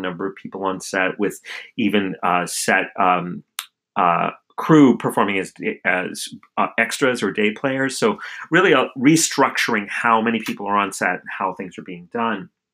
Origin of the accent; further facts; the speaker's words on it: outside of Albuquerque, New Mexico, United States; my hometown outside of Albuquerque, New Mexico.